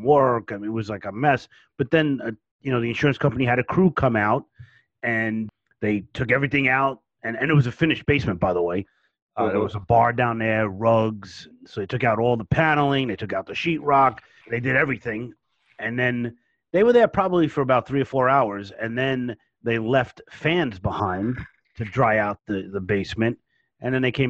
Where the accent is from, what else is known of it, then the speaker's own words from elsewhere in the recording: New York City, New York, United States; I was born and raised in Brooklyn, New York